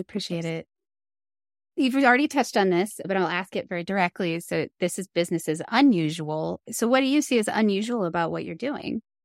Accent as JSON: {"language": "English", "region": "East Coast", "country": "United States", "tie": "born or raised there", "moved": "yes", "lives_now": "Colorado, United States", "said": "I grew up on the East Coast"}